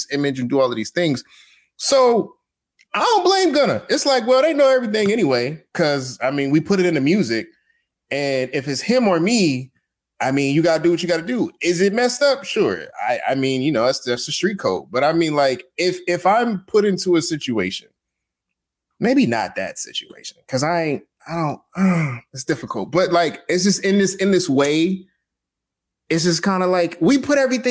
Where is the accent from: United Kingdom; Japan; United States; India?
United States; Atlanta, Georgia; I'm from Atlanta. I live here.